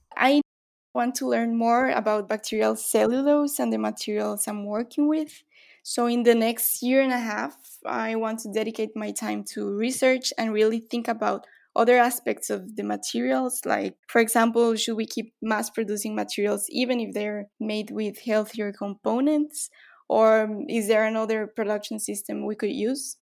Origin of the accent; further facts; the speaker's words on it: Guatemala; now in Brazil; I'm from Guatemala, but right now I live in Brazil